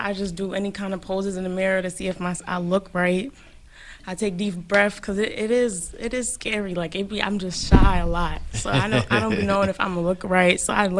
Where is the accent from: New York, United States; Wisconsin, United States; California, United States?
New York, United States; New York City; I'm from the Bronx. I'm 19.